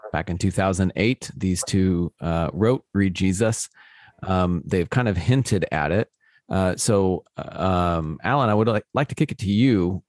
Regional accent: United States; as an American

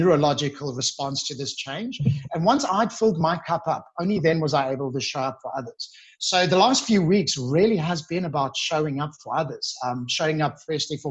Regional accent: Johannesburg, Gauteng, South Africa; moved away as an adult; now in Sydney, Australia; I'm from Johannesburg. So we're very famous for our work ethic.

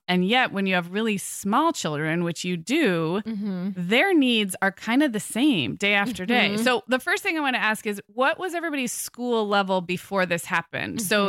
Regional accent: California, United States; I'm a Californian, but I haven't spent a lot of time there.

